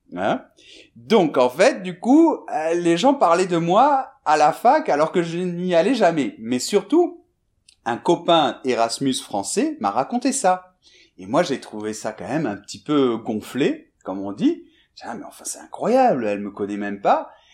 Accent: Bordeaux, Nouvelle-Aquitaine, France; moved away as an adult; also born or lived in Madrid; je suis né en France, je suis de Bordeaux à la base

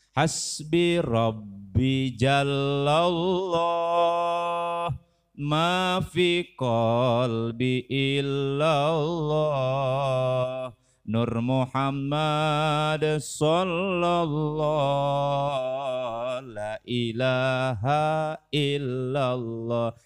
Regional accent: Gunung Sindur, West Java, Indonesia; Domisili saya asli orang Gunung Sindur, kampungnya Kampung Wulusur

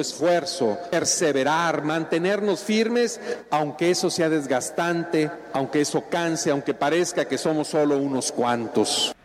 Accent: Mexico; como cristianos, como mexicanos

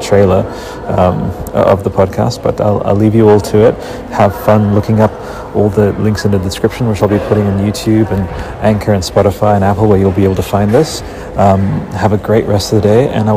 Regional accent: Australia; also born or lived in Canberra; I'm an Australian artist

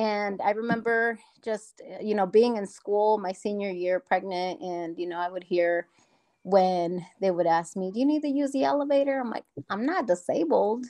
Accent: Omaha, Nebraska, United States; I was born and raised in Omaha

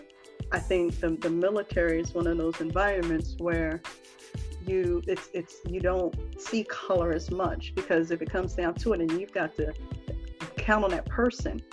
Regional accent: Philadelphia, Pennsylvania, United States; moved away as an adult; now in Washington, DC area, United States; Growing up in Philly, you know, we had a kind of toughness to us

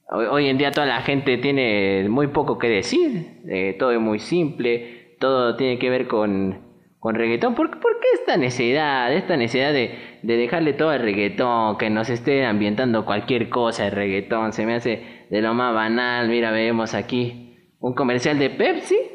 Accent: Buenos Aires, Argentina; venimos de Buenos Aires, estamos en una gira aquí por, por México viendo qué pasa, viendo alguna cuestión cultural.

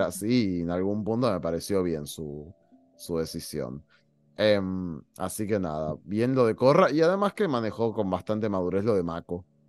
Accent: Argentina; en mi país

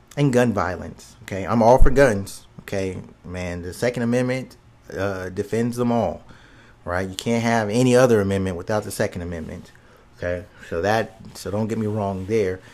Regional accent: United States; we're Americans

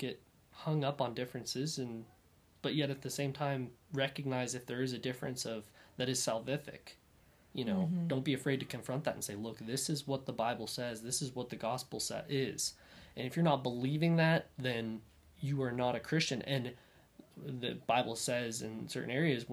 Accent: northwestern Kansas, United States; I'm from Kansas, and so northwestern Kansas, and where the wind blows all the time.

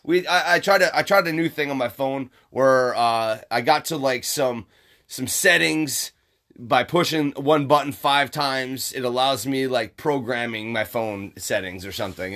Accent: Upper Michigan, United States; moved away; I'm from Upper Michigan

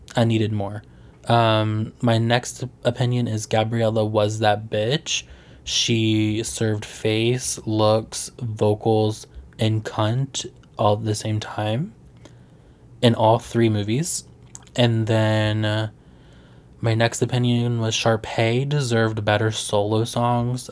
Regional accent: Virginia, United States; I'm from Virginia

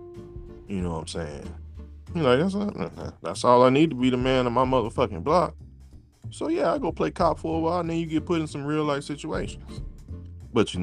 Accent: Louisiana, United States; I'm from Louisiana

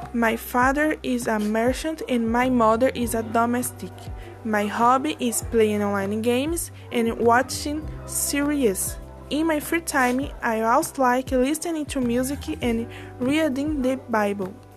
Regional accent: Brazil; English is a second language; also born or lived in Mogi das Cruzes, São Paulo; I'm from Brazil. I live in Mogi das Cruzes.

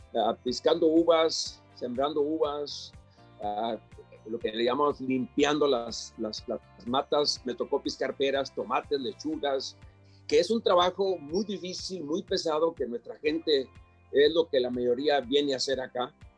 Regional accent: Ciudad Juárez, Chihuahua, Mexico; moved away as an adult; also born or lived in La Leona, Zacatecas / California; now in United States; como a los 6, 7 años, 5 o 6 años, mi familia se movió a Ciudad Juárez. Crecí en Ciudad Juárez, allí fui a la escuela primaria

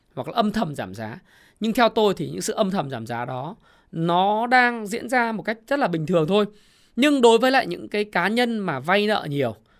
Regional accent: Ha Long, Quang Ninh, Vietnam; Quảng Ninh, Hạ Long quê tôi

